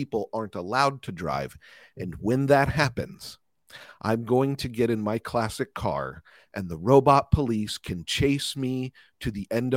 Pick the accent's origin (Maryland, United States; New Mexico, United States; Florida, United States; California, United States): California, United States; As a Californian